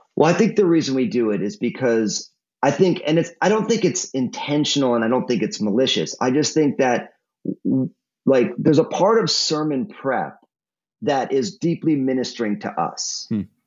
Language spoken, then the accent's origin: English; New Jersey, United States; also born or lived in San Francisco Bay Area, California; now in Portland, United States; My my home state of New Jersey